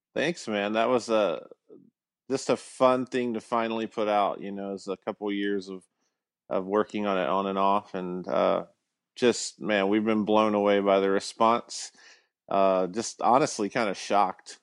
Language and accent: English; Alabama, United States; I grew up in Alabama